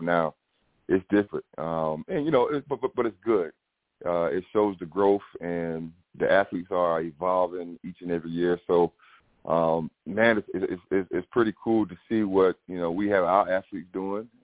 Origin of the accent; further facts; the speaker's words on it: Bamberg, South Carolina, United States; moved away; my hometown in Bamberg